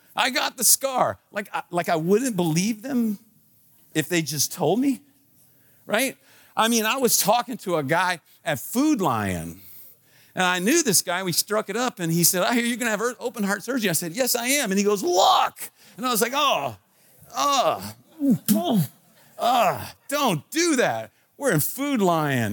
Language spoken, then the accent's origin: English; Washington, District of Columbia, United States; I was born in Washington, D C. So I am a Washington, D C.